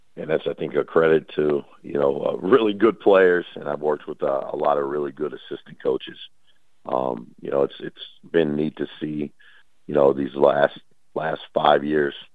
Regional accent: Dallas Fort Worth area, Texas, United States; moved away as an adult; also born or lived in Talladega, Alabama; now in Langston, United States; I'm from the Dallas Fort Worth area.

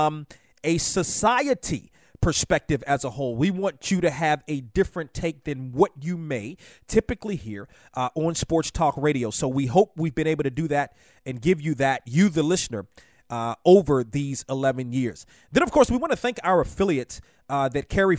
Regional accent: Washington, District of Columbia, United States; I grew up in Washington

